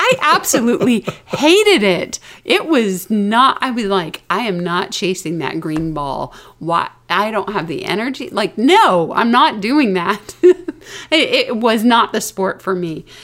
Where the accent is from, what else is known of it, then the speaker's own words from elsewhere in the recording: the South, United States; accent: Southern; moved away; I was from the South. I had a Southern accent